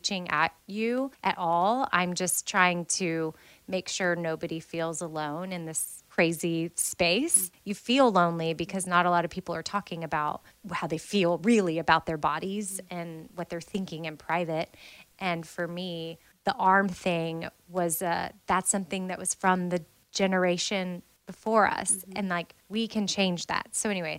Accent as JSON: {"language": "English", "country": "United States", "said": "I'm American"}